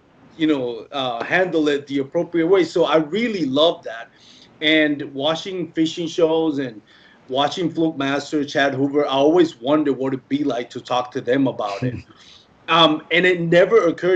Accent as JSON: {"language": "English", "country": "Puerto Rico", "tie": "born or raised there", "second_language": "English", "moved": "as an adult", "lives_now": "Dallas-Fort Worth, United States", "said": "I'm originally born and raised in Puerto Rico"}